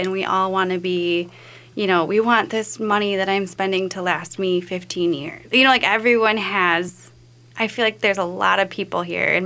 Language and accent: English; Wisconsin, United States; I'm from the Midwest, too